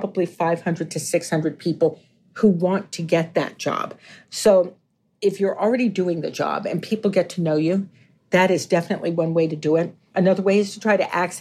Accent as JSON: {"language": "English", "town": "Washington", "region": "District of Columbia", "country": "United States", "tie": "born or raised there", "said": "I grew up in the Washington, D.C. area"}